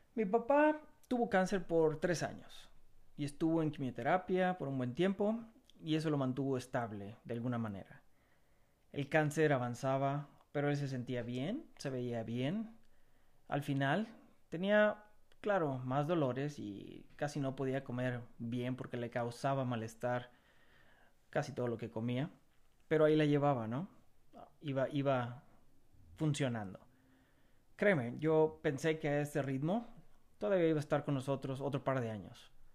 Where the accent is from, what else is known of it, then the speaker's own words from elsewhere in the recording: Mexico; moved away; el estar lejos de mi tierra, de, de mi México lindo y querido